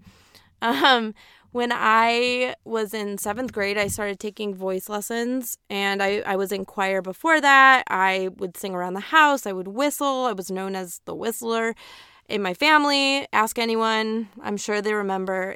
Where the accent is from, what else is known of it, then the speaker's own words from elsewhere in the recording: Aurora, Illinois, United States; moved away as an adult; now in East Coast, United States; I was born and raised in Aurora, Illinois, woo, Midwest